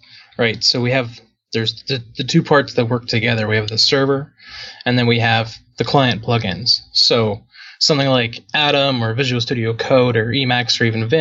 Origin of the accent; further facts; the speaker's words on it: Edmonton, Alberta, Canada; now in Raleigh, United States; I'm originally from Edmonton